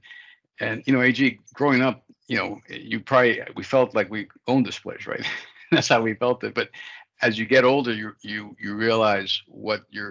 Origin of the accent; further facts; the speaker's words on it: Miami, Florida, United States; moved away as an adult; also born or lived in Georgia; my immigrant upbringing growing up in Miami